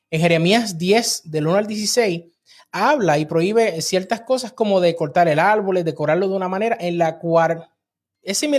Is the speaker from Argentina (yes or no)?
no; Puerto Rico; now in Texas, United States; nosotros somos de Puerto Rico, estamos en Texas, pero las navidades en Puerto Rico son las navidades más alegres del planeta.